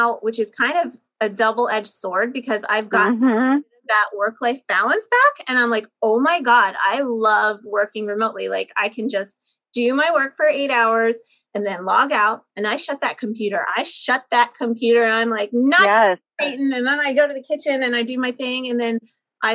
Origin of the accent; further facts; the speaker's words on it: Boyertown, Pennsylvania, United States; also born or lived in Oley; I grew up in Boyertown, but I went to school in Ole